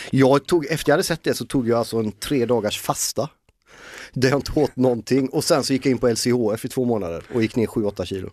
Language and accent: Swedish; Gothenburg, Västra Götaland, Sweden; accent: Gothenburg dialect (göteborgska); now in Stockholm, Sweden; göteborgskan tappar jag ju aldrig